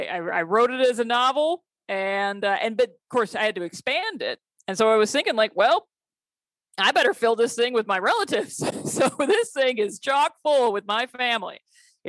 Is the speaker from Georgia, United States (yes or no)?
no; Kalamazoo, Michigan, United States; moved away as an adult; also born or lived in Indiana; I grew up in Kalamazoo, Michigan, which is not a teeny, teeny town.